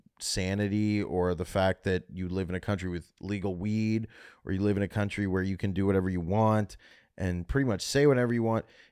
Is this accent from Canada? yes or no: yes; Canada; I love the Middle East, I'm from Canada, but I wish I could live in Khala, Khalalala.